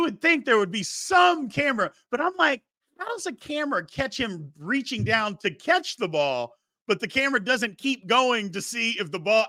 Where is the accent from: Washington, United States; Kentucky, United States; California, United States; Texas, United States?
Kentucky, United States; Louisville; And look, I love Louisville. I'm from Louisville.